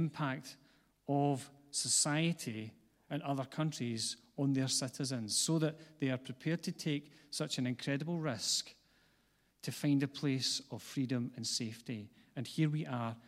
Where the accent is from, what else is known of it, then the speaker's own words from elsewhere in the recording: Glasgow, Scotland, United Kingdom; I was born not far from here, and a lot of people don't know that, but I grew up on the east side of Glasgow, which is where my accent comes from